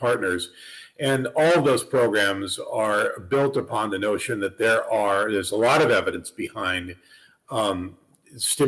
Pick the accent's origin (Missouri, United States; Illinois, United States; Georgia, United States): Missouri, United States; St. Louis; moved away as an adult; also born or lived in Northern California / New York City / Pennsylvania; I was raised in St. Louis